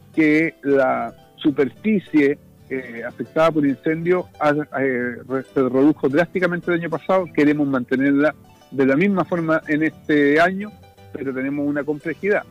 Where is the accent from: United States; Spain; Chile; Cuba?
Chile; Parral, Maule; Yo soy provinciano, soy del Maule, pauquenino